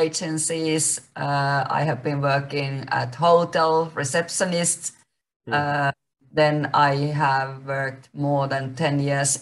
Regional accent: Finland; English is a second language; moved away as an adult; also born or lived in Spain / Dominican Republic; I was born in Finland

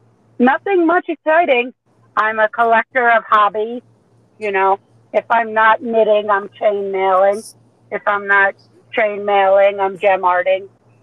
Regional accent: Staten Island, New York, United States; I grew up all over the place. The longest we ever spent in one spot was in Staten Island, New York.

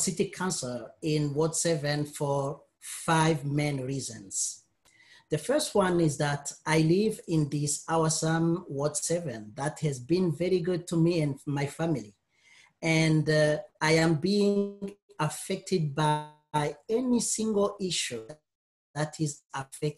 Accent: Burundi; moved away as an adult; also born or lived in Quebec, Canada; now in Windsor, Canada; I was born and raised in Burundi, Africa

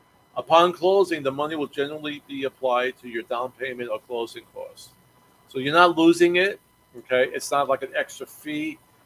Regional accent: Brooklyn, New York, United States; now in Virginia, United States; And again, when I came down here, I'm coming from Brooklyn, New York, where homes are like five times more expensive than down here in Virginia.

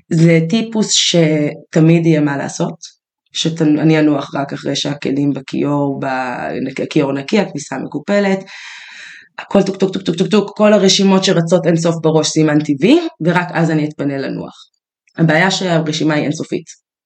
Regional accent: Israel; אנחנו יהודים, כן. ישראלים, גדלנו בטראומות

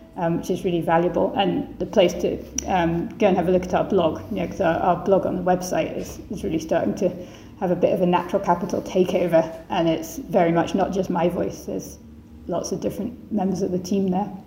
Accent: Edinburgh, Scotland, United Kingdom; Edinburgh, which is uh, where I'm from, my hometown

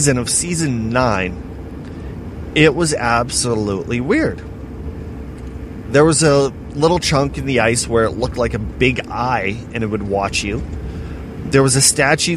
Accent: Estevan, Saskatchewan, Canada; wasn't seeing my hometown flooded.

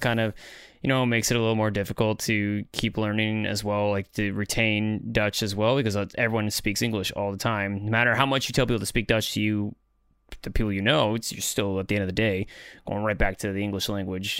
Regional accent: Canada; now in Netherlands

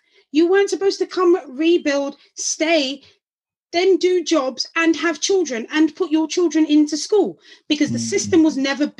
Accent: London, United Kingdom; I was born in Homerton Hospital in Hackney, East London.

